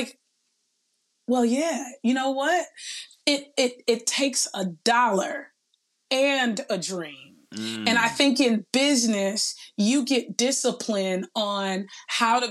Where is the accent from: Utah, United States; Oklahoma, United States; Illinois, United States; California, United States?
California, United States; Los Angeles; also born or lived in San Luis Obispo, California; growing up in Watts, when we used to play, you know, school or play work or play church, I was always the one in the boardroom doing the presentation